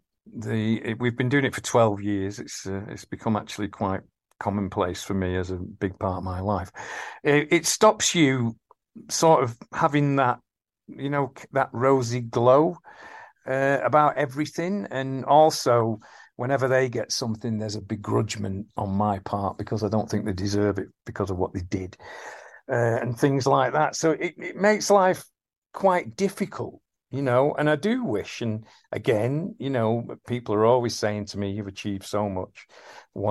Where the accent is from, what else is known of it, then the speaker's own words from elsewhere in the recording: Salford, North West England, United Kingdom; I'm from Salford, and we have that spirit where we keep fighting